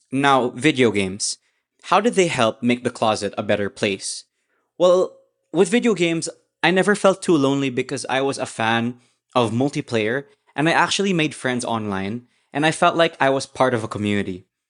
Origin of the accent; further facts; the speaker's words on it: Philippines; I grew up in the Philippines